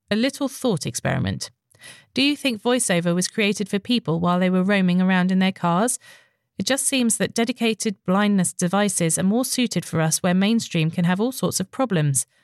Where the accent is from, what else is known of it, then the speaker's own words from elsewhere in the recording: Northern Ireland, United Kingdom; now in London, United Kingdom; I am a Northern Irish wench who lives in London and really enjoy the chat.